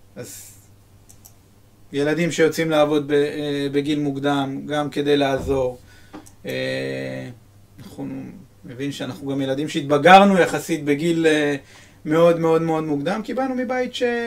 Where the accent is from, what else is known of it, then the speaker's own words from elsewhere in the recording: Netanya, Central District, Israel; יש בנתניה פרחי מזי, אני זוכר בגיל 12 הלכתי ו... ומה, ועשיתי שליחויות של אה, פרחים